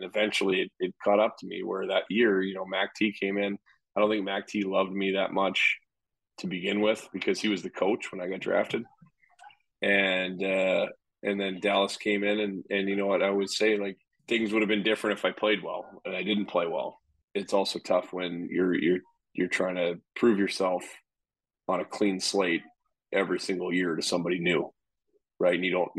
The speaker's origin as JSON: {"language": "English", "town": "Calgary", "region": "Alberta", "country": "Canada", "tie": "born or raised there", "said": "I grew up mostly in Calgary since I was like 10 years old. So it's kind of like home"}